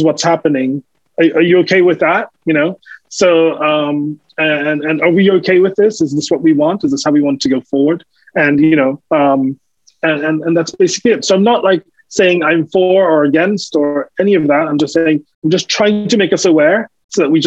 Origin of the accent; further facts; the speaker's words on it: New York, United States; also born or lived in Caribbean; I moved from the Caribbean to the United States, to New York, where I grew up